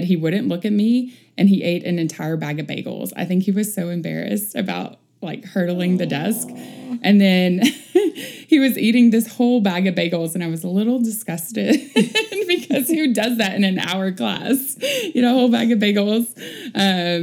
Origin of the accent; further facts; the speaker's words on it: Northeast Texas, United States; moved away; We grew up in Northeast Texas. In a rural part of the state